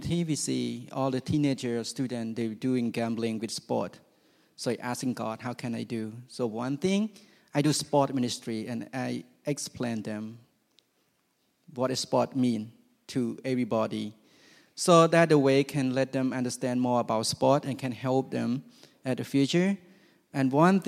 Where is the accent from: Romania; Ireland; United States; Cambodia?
Cambodia; also born or lived in Phnom Penh; I came from Cambodia